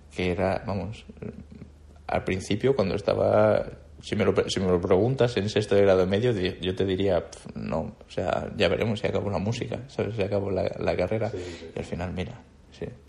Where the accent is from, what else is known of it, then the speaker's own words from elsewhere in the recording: Andalusia, Spain; moved away as an adult; also born or lived in Madrid; de no haber salido de mi pueblo